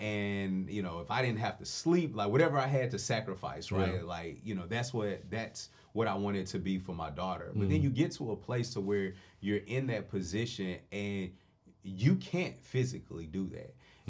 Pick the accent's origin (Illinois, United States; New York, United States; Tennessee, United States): Tennessee, United States; Nashville; And I'm from North Nashville. It's a place where there's not a lot of money.